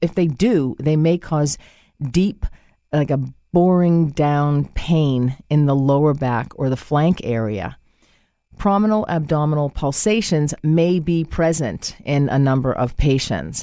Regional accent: Boston, Massachusetts, United States; accent: Boston; My Boston accent

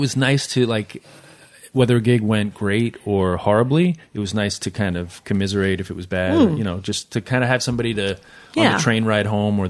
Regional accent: Queens, New York, United States; also born or lived in India; I was born in Queens, and a brief stint living in India when I was 4 or 5 years old

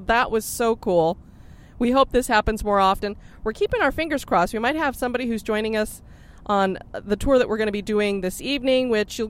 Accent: Boston, Massachusetts, United States; accent: Boston; There's my Boston accent.

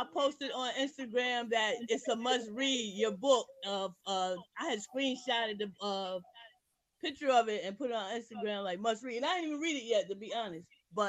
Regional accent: Virginia Beach, Virginia, United States; I'm from Virginia Beach.

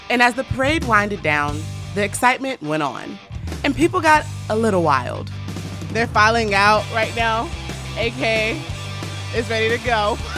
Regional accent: Mississippi, United States; now in Houston, United States; I'm actually from another state, but I'm from Mississippi. But I, I've been in Houston like seven years, so I'm like adopted.

